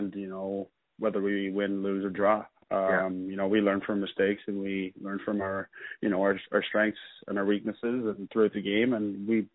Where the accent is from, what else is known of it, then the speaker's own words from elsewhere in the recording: Peterborough, Ontario, Canada; me growing up in Peterborough, playing junior there